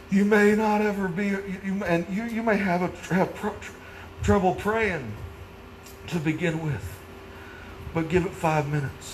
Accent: Naylor, Missouri, United States; growing up in Naylor, there in Missouri, at that church.

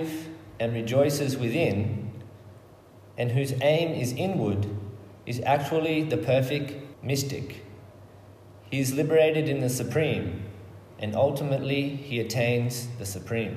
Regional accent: Murwillumbah area, New South Wales, Australia; also born or lived in Brisbane / Melbourne; I grew up in this area. I lived on this property as a child, but now I live in the town nearby, Moolumbah, with my family.

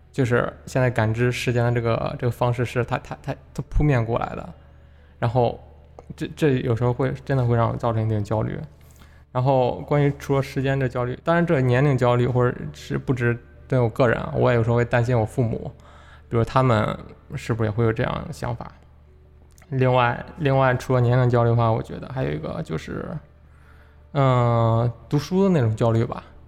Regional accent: China; 我们，中国人

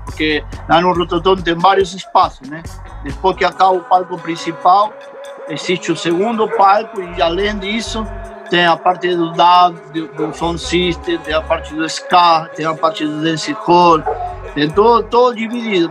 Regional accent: Buenos Aires, Argentina; Portuguese is a second language; moved away as an adult; now in Canoa Quebrada, Brazil; eu sou nasci em Buenos Aires, y soy filho de mãe brasileira y de pai de Uruguay

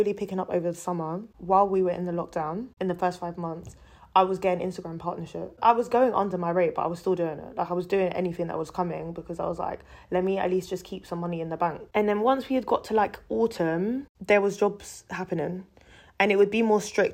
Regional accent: London, United Kingdom; I was born and raised in London

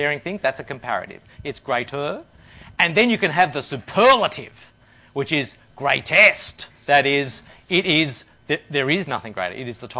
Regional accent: Australia; moved away as an adult; also born or lived in India; I'm an Australian

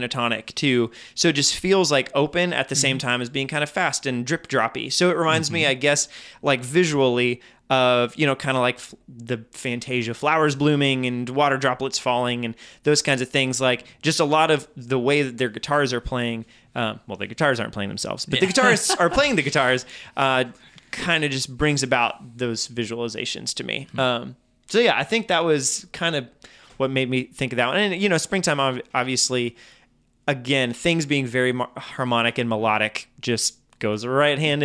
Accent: France; moved away; growing up in France

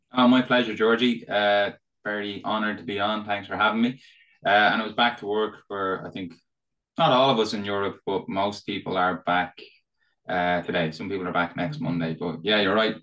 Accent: Ireland; probably tell from my accent. Uh, so I'm Irish. I'm based here in Dublin.

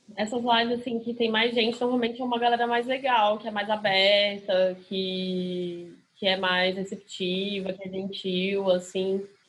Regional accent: Brasília, Federal District, Brazil; also born or lived in Rio de Janeiro; now in São Paulo, Brazil; eu sou de Brasília, não sou daqui

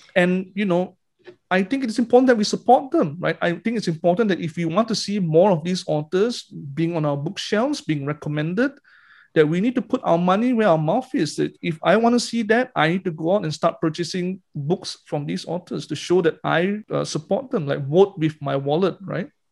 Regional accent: Malaysia; Because being Malaysian

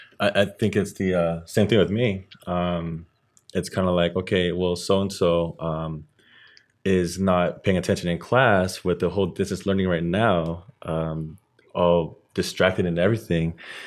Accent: Philippines; As for me, I'm Filipino, and I grew up being disciplined that way as well.

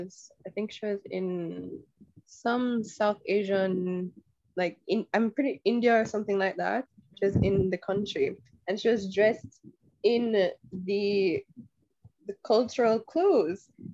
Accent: Jamaica

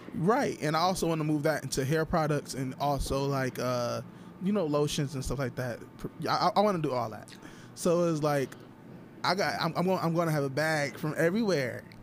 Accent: Toledo, Ohio, United States; I'm from Toledo

